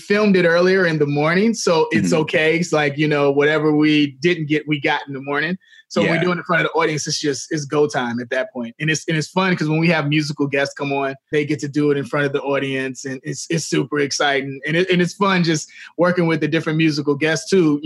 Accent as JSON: {"language": "English", "town": "Chicago", "region": "Illinois", "country": "United States", "said": "I'm from Chicago"}